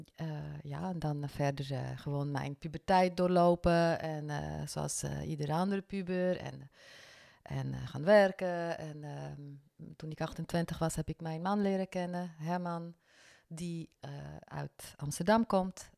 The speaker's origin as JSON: {"language": "Dutch", "region": "Bern", "country": "Switzerland", "tie": "born or raised there", "also_born_or_lived": "French-speaking Switzerland", "first_language": "French", "second_language": "Dutch", "moved": "as an adult", "lives_now": "Netherlands", "said": "kom uit Zwitserland. Ik ben van de Franse gedeelte, dus mijn moedertaal is Frans. En we zijn echter wel in Bern opgegroeid."}